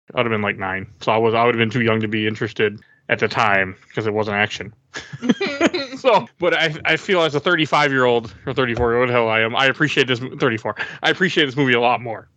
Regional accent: Milwaukee, Wisconsin, United States; I'm from Milwaukee, and I mean, I remember growing up in in middle school and even high school

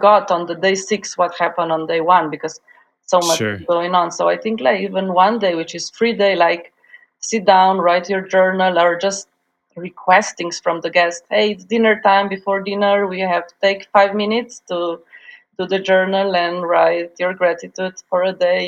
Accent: Slovenia; also born or lived in Yugoslavia; now in Ljubljana, Slovenia; I'm from Slovenia, which is a beautiful, green, tiny country on the sunny side of the Alps.

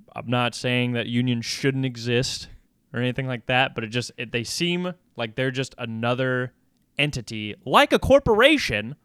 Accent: United States; I'm an American

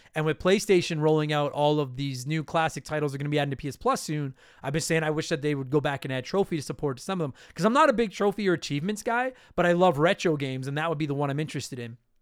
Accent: Canada; I am a Canadian

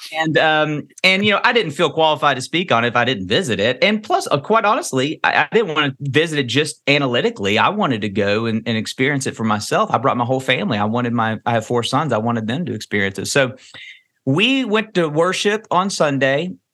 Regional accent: Kentucky, United States; I'm born and raised in Kentucky

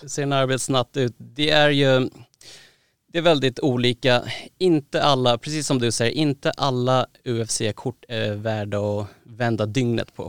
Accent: Sweden; also born or lived in Thailand (ancestry) / Södermalm, Stockholm; född och uppvuxen i Sverige

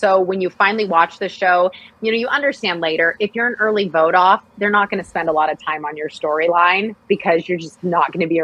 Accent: Hood River, Oregon, United States; now in Sacramento, United States; I grew up in Oregon on a farm, sixth generation to live on the farm

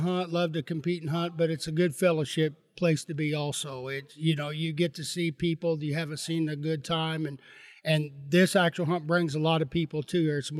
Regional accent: Bloomington, Indiana, United States; I'm from Bloomington, Indiana. It's about 50 miles south of here.

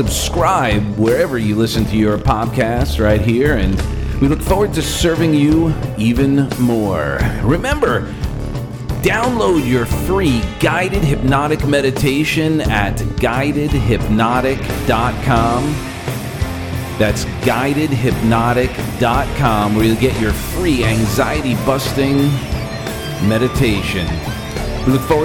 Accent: New York, United States; moved away; I'm from New York originally

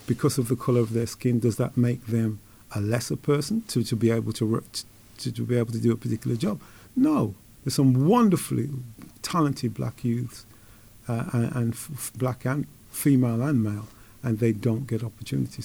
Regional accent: Wolverhampton, West Midlands, United Kingdom; As a lad growing up in Wolverhampton

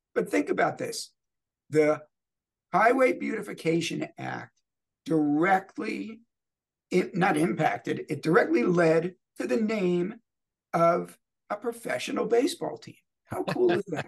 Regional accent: New York, United States; moved away as an adult; also born or lived in New Jersey; now in Louisville, United States; growing up in New York and New Jersey

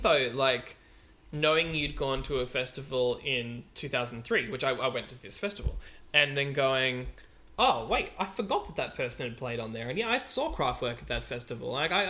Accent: Whangarei, Northland, New Zealand; moved away; I grew up a lot in New Zealand.

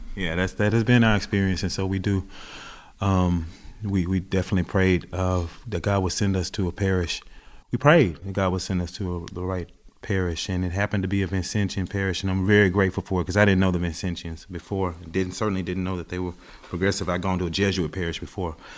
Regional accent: the South, United States; also born or lived in Greenville, Mississippi; now in Philadelphia, United States; as a Southerner, I grew up with all of this kind of food

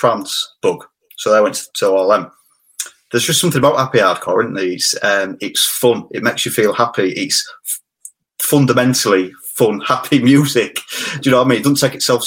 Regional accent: Hull, Yorkshire and the Humber, United Kingdom; I'm from Hull

